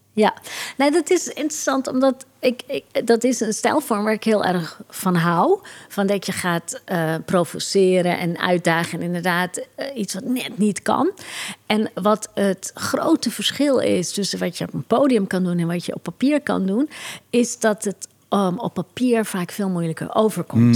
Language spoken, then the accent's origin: Dutch; Curaçao; Ik groeide op op Curaçao